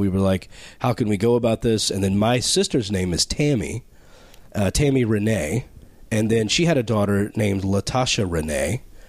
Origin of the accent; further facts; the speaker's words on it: Texas, United States; I was born and raised in Texas